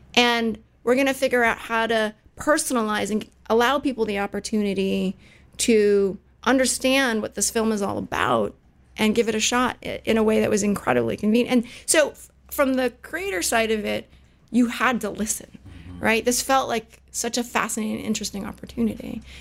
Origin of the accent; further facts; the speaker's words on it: Silicon Valley, Bay Area, California, United States; I was actually born and raised in Silicon Valley, believe it or not. So born at Stanford, raised in the Bay